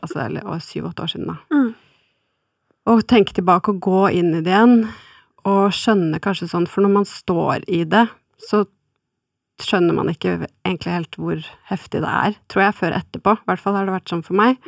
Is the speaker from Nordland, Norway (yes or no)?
no; Oslo, Norway; jeg er fra Oslo og omegn